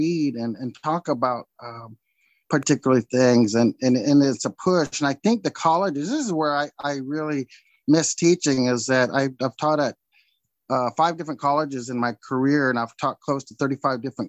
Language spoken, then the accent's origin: English; Lewiston, Idaho, United States; here in my hometown, my home area